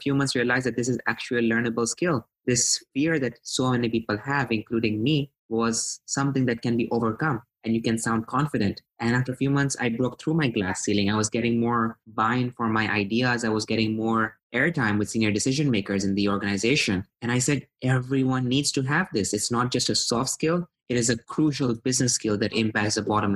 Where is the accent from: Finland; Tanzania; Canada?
Tanzania; moved away as an adult; also born or lived in Pakistan; now in United States; I'm born in Pakistan. I grew up in Tanzania, which is in East Africa.